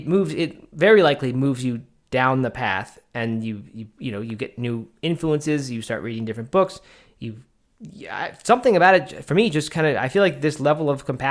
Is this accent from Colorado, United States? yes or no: no; Baltimore, Maryland, United States; I grew up in the Baltimore, Maryland area, and that was what we did, and it was just summertime tradition.